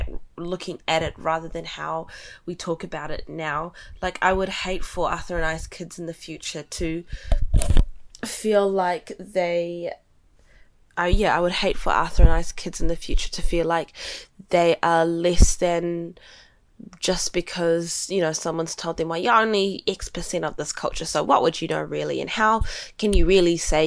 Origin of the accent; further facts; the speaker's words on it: New Zealand; growing up in New Zealand